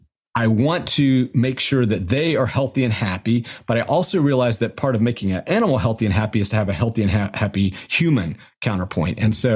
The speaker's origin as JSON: {"language": "English", "region": "Florida", "country": "United States", "tie": "born or raised there", "also_born_or_lived": "Georgia", "said": "We grew up in the South. We're both from Georgia. Grew up on the Florida Panhandle"}